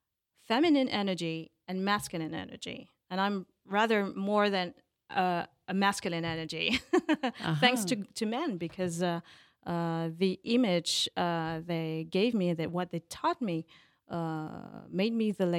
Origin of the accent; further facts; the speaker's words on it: Paris, Île-de-France, France; I'm a real Parisian. Born in Paris